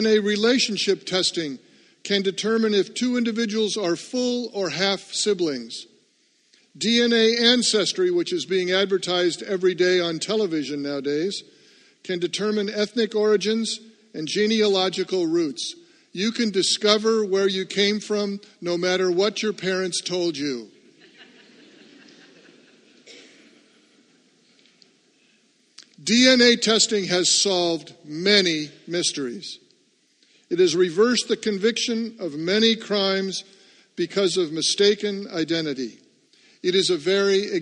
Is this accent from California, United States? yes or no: no; Seattle, Washington, United States; now in New England, United States; I grew up in Seattle